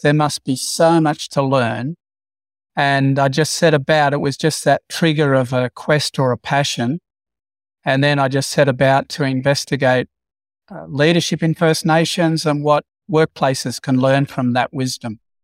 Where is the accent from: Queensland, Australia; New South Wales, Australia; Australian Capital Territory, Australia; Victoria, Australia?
New South Wales, Australia; Broken Hill; growing up in Broken Hill